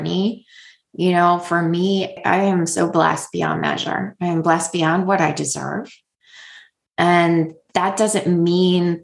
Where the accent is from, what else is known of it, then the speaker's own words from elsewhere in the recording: United States; also born or lived in Houston; now in Maryland, United States; I am an American woman in, you know, America.